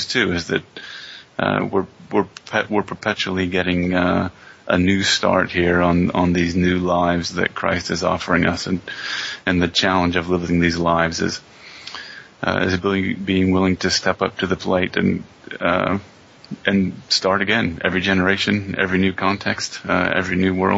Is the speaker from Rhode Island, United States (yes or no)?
no; Pennsylvania, United States; also born or lived in Albuquerque / Utah / Villanova; now in McKinney, Texas, United States; I grew up in Pennsylvania, kind of a small Mormon church experience